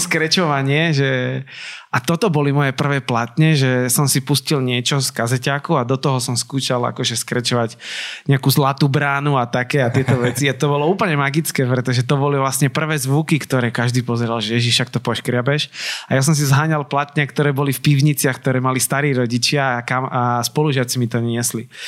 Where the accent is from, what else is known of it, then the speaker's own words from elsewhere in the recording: Nitra, Nitra Region, Slovakia; som z Nitry, tak ja som si nevedel rakúske rádia až tak naladiť